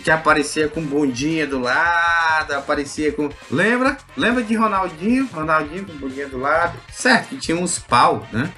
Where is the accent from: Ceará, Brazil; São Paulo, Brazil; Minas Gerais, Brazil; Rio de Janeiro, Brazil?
Ceará, Brazil; Fortaleza; eu como cearense nato e cearense da Gema, eu sou um puta leonense, fortalezense